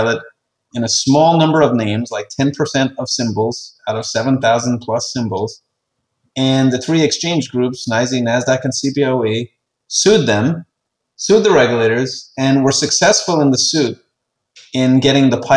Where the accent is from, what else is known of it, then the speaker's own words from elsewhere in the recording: Ireland; I'm an Irish guy.